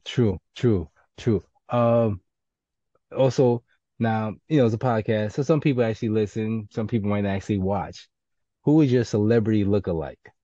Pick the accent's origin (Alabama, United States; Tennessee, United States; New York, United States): New York, United States; New York City; I'm from the Bronx and from the hood